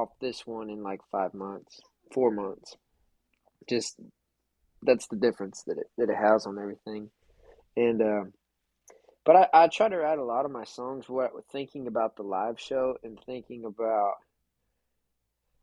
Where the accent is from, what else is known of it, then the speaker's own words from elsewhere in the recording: South Texas, United States; Being from South Texas